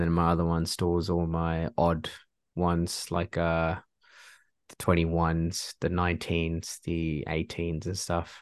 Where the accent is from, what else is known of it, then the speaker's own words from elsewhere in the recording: Singapore; moved away; I'm originally from Singapore